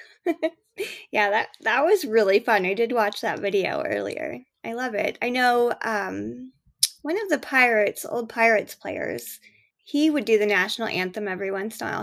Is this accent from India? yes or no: no; Canada